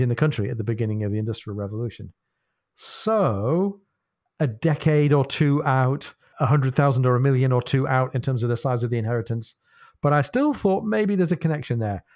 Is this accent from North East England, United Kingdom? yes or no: yes; North Shields, North East England, United Kingdom; my hometown of North Shields